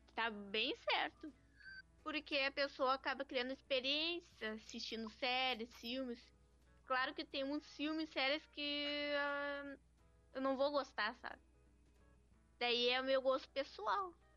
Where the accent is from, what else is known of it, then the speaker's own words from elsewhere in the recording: Alvorada, Rio Grande do Sul, Brazil; Eu sou de Alvorada